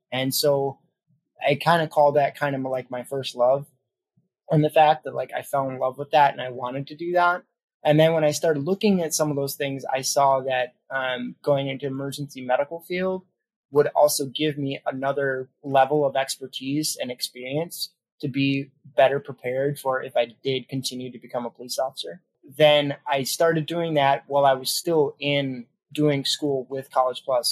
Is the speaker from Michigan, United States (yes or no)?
yes; Detroit, Michigan, United States; now in Sheboygan County, United States; I'm from Detroit. I live out in Sheboygan County, Wisconsin